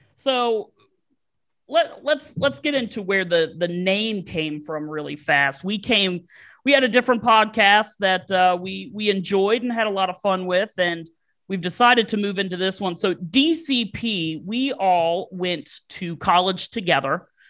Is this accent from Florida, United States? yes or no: no; Virginia, United States; I am from Virginia. I've lived here my entire life.